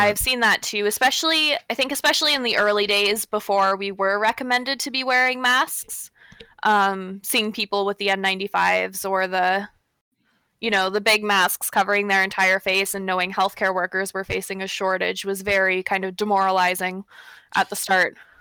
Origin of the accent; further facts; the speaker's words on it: Pickle Lake, Ontario, Canada; now in Thunder Bay, Canada; I'm actually from Pickle Lake, uh, which is the furthest north